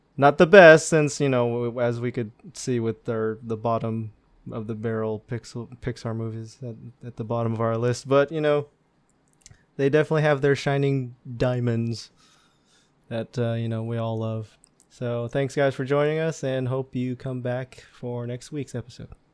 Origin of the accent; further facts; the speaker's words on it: Philippines; something we all can really relate to being Filipino